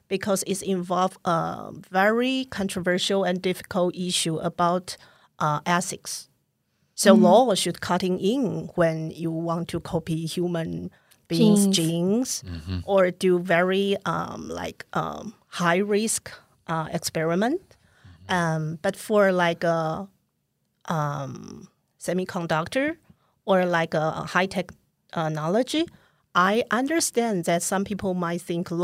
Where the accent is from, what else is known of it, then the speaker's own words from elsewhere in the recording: Taipei, Taiwan; now in Hsinchu, Taiwan; So I decided to come back and move to Hsinchu. I grew up in Taipei, and I'm the president of Student Association of Taipei Girls High School.